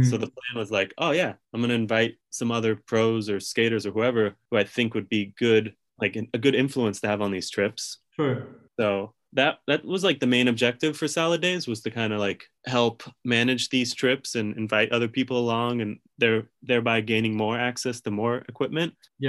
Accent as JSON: {"language": "English", "region": "California", "country": "United States", "tie": "born or raised there", "said": "knowing the world I've been living in for so long of like everyone has a skateboard growing up in California"}